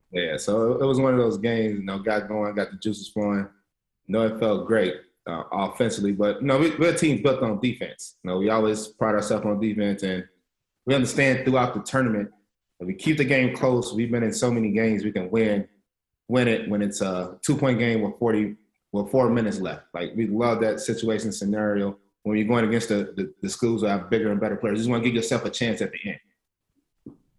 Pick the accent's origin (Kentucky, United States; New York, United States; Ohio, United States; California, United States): Kentucky, United States; Lexington; growing up in Lexington, Kentucky